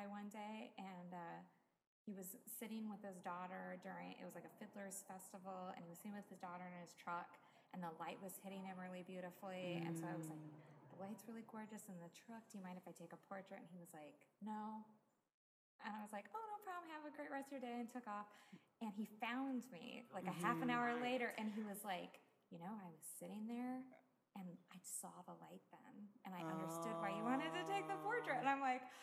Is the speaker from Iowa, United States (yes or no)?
yes; Iowa, United States; moved away as an adult; also born or lived in Chicago / Tennessee; I grew up in Iowa